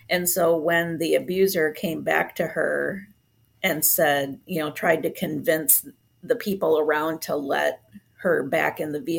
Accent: Puerto Rico; also born or lived in Grand Rapids, United States; I was uh, born here in Grand Rapids, but I was raised in Puerto Rico. Um, my parents were missionaries there, and so I speak Spanish fluently, even though I'm gray blonde.

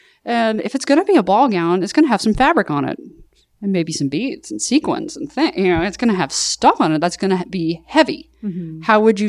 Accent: Southern US, United States; Well, I'm from the South.

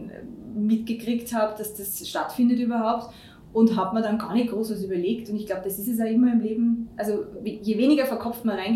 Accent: Tyrol, Austria; moved away as an adult; also bin von Tirol, bin eine Tirolerin, äh, wie man doch noch hört.

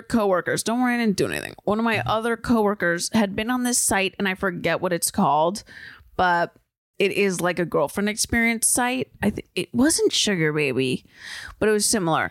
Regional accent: San Diego, California, United States; I'm from San Diego

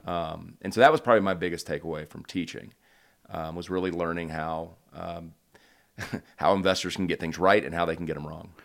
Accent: Houston, Texas, United States; moved away as an adult; also born or lived in United Kingdom; now in Charlottesville, United States; I grew up in Houston

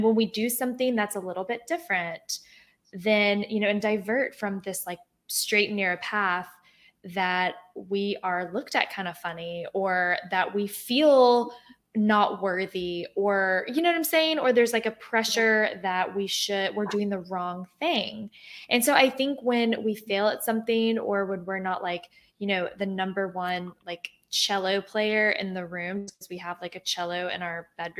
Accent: the South, United States; I grew up in the South

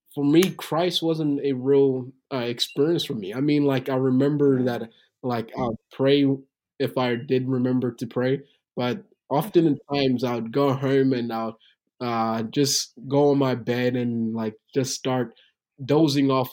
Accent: Tanzania; moved away; also born or lived in Burundi; I was born in Tanzania, Africa, but my background is Burundian, so I'm from Burundi, Africa

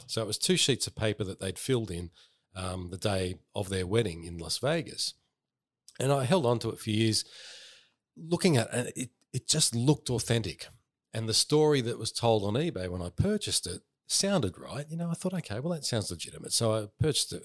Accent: Northmead, New South Wales, Australia; I grew up in Northmead

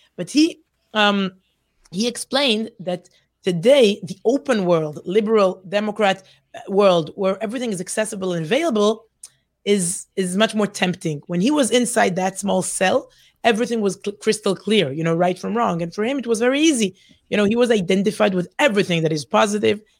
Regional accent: Herzliya, Tel Aviv District, Israel; accent: Israeli; English is a second language; also born or lived in Ramat HaSharon, Israel; I grew up in Herzliya, Ramat Sharon, secular places in Israel.

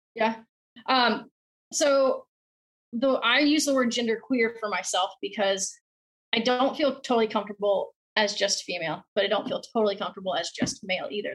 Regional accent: South Carolina, United States; I grew up in the South in South Carolina

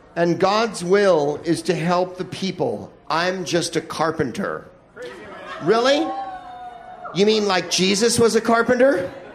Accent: California, United States; I'm from California

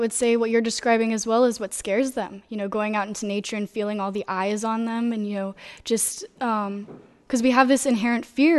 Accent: Florida, United States; I'm from Florida, and everybody in my little community goes to this one pier every single night, every single night.

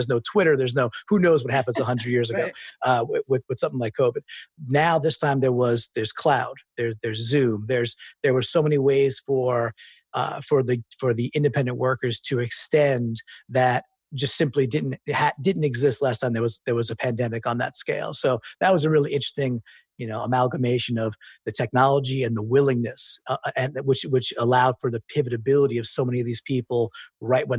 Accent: New York City, New York, United States; I'm a New Yorker

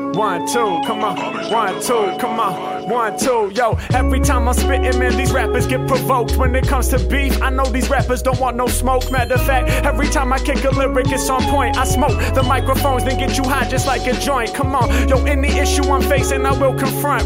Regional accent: Los Angeles, California, United States; I'm from uh, Los Angeles

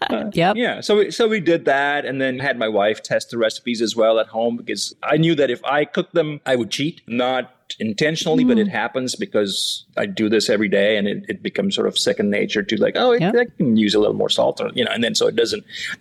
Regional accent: Oxford, Mississippi, United States; And then you say, I'm from Oxford, Mississippi. And the follow-up question is always, no, where are you really from? And then I say, I'm from Oxford, Mississippi.

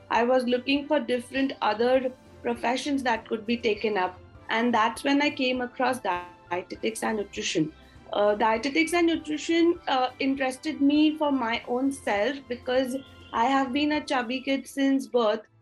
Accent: Nagpur, Maharashtra, India; From the city of Nagpur in Maharashtra I have bo- I've been born and brought up in Nagpur with a joint family. We are 10 of us in the family.

